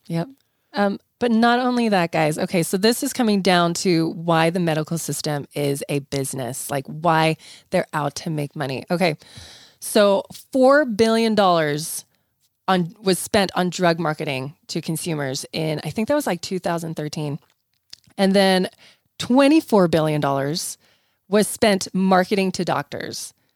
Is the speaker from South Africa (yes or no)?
yes; South Africa; now in United States; I grew up in South Africa where we ate tons of fresh fruits and vegetables. I remember moving to the United States